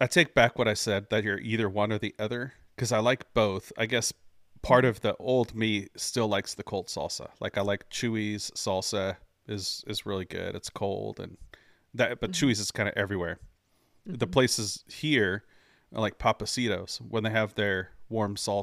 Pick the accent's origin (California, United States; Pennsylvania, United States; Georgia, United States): California, United States; now in Houston, United States; I'm originally from California